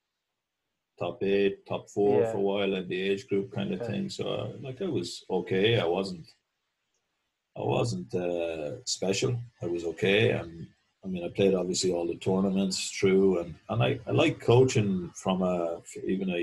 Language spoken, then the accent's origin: English; Mullingar, Westmeath, Ireland; moved away; I was from Mullingar originally